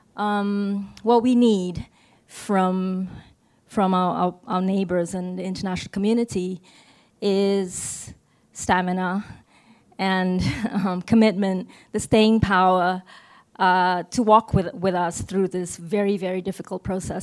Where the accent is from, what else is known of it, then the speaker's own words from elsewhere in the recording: Sabah, Malaysia; from Sabah, which is the northernmost state um, on the island of Borneo